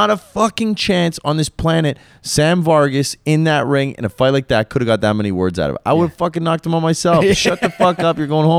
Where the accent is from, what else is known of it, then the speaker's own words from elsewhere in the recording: Toronto, Ontario, Canada; Like I'm from Toronto. I'll be here all the time.